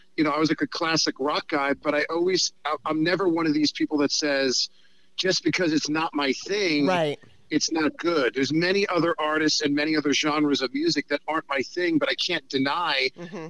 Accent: New York, United States; I'm a New Yorker who's a Hollywood liberal

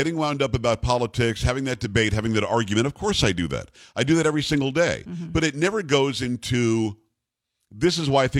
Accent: Florida, United States; moved away; also born or lived in Lansing, Michigan; I grew up in Florida. We faced hurricanes all the time.

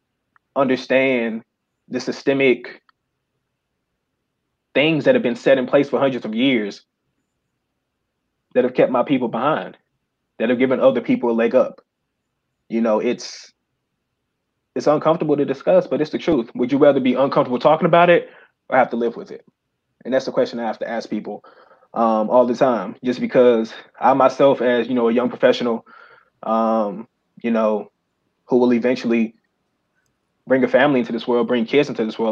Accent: Memphis, Tennessee, United States; I grew up in Memphis. I went to Whitehaven High School

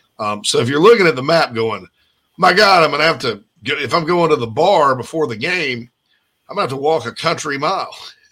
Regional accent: South Carolina, United States; moved away; as someone that's lived out of state, and in this case, far out of state, people are jealous when I say, "I'm from South Carolina."

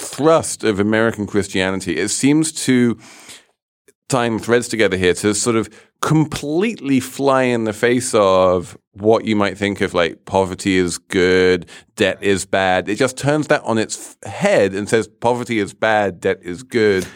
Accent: England, United Kingdom; I grew up in the Church of England

